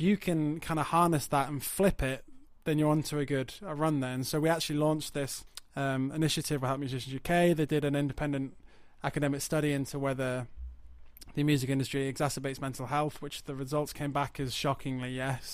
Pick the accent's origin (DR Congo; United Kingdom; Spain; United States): United Kingdom; Yorkshire and the Humber; moved away as an adult; also born or lived in High Wycombe; I moved from North Yorkshire and, uh, you know, grew up in towns and villages